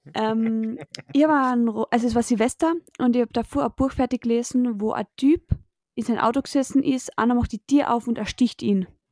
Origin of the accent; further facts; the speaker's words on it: Spittal an der Drau, Carinthia, Austria; bei uns in Spital Drau